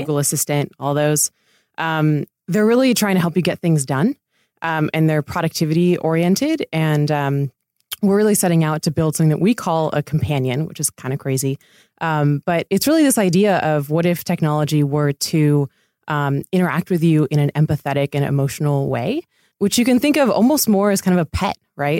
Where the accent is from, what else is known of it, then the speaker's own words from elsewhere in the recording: Laguna Beach, California, United States; moved away as an adult; also born or lived in Italy / Connecticut / New York; I grew up in Laguna